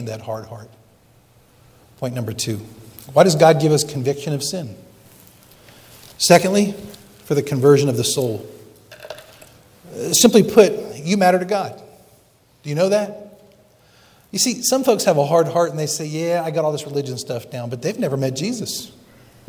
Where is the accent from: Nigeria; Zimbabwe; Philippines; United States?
United States; Bethlehem, Pennsylvania; moved away; I grew up in Bethlehem, Pennsylvania. Yes, I'm a Yankee